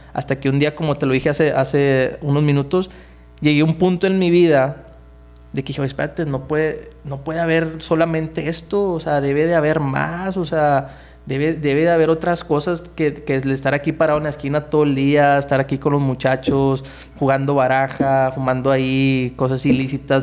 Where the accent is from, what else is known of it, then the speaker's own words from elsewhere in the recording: Nuevo Laredo, Tamaulipas, Mexico; Yo crecí aquí en Nuevo Laredo en, en, en, en la colonia San Rafael